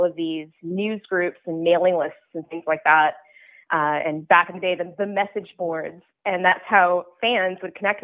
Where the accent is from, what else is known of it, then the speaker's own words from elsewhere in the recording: Ottawa, Ontario, Canada; moved away as an adult; now in Toronto, Canada; I grew up in Ottawa, and when I was growing up there, I went to an arts high school